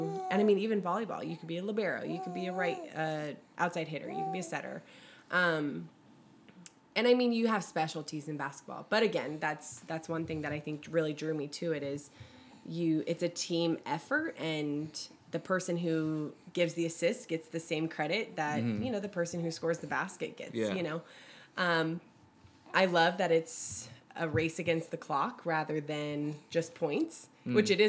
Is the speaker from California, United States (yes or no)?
yes; Bay Area, California, United States; I am from the Bay Area and I used to cheerlead at the Warriors games when I was like 7.